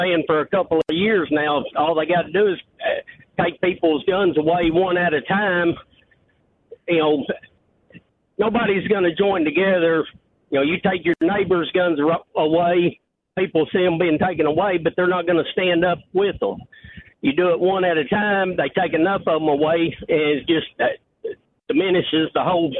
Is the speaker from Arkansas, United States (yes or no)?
yes; Cabot, Arkansas, United States; now in Sulphur Springs, United States; I'm originally from Cabot, Arkansas